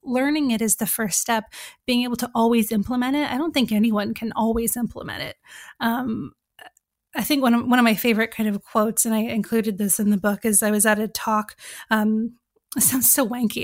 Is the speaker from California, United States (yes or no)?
yes; California, United States; moved away as an adult; now in England; I'm from California. I grew up there until I was twenty.